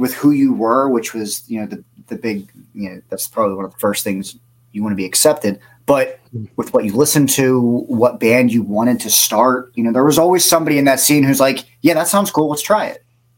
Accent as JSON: {"language": "English", "area": "Bucks County", "region": "Pennsylvania", "country": "United States", "tie": "born or raised there", "also_born_or_lived": "Philadelphia, Pennsylvania", "lives_now": "Lansdale, United States", "said": "Me and my parents moved to Bucks County, in, 90. And then I lived there for most of my life."}